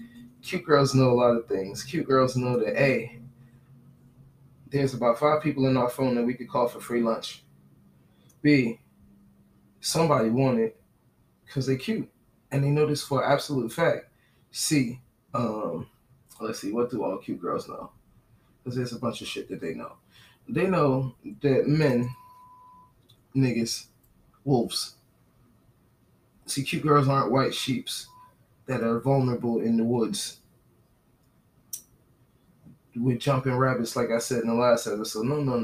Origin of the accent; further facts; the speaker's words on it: New Jersey, United States; moved away as an adult; She knows I'm from New Jersey, New York. We're in the South.